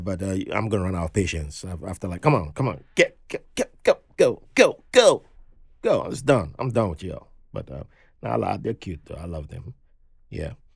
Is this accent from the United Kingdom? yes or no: no; Benin City, Edo, Nigeria; moved away; growing up in Benin City back then